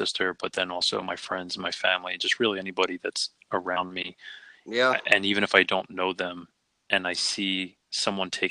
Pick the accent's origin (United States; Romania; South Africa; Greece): United States; Philadelphia, Pennsylvania; I was born and raised in Philly